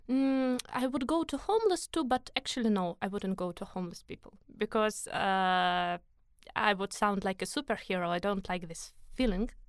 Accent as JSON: {"language": "English", "region": "Moscow", "country": "Russia", "second_language": "English", "said": "so I am from Moscow."}